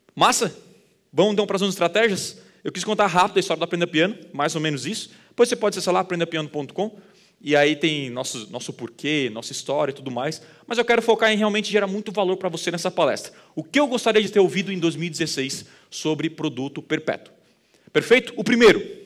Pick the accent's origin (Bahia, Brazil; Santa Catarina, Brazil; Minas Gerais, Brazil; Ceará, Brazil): Santa Catarina, Brazil; Criciúma; Eu sou de Criciúma, do interior